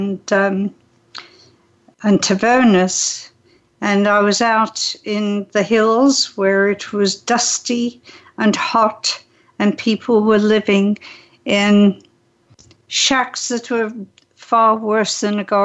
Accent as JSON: {"language": "English", "region": "England", "country": "United Kingdom", "tie": "born or raised there", "also_born_or_lived": "Switzerland / Canada / Hawaii", "moved": "as an adult", "lives_now": "San Diego, United States", "said": "I was raised in England"}